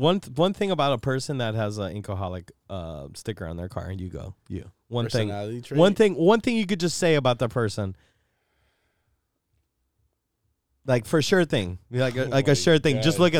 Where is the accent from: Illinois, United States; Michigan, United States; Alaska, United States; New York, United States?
Illinois, United States; Chicago